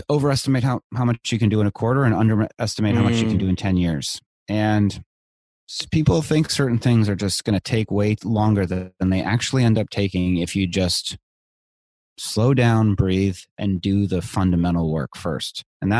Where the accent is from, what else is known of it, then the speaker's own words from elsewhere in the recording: Virginia, United States; also born or lived in India / Israel / El Salvador; So I grew up overseas in India, Israel, and El Salvador. Wow. I came back to the States for eighth grade in Northern Virginia, outside DC. So I say that I'm from the DC area.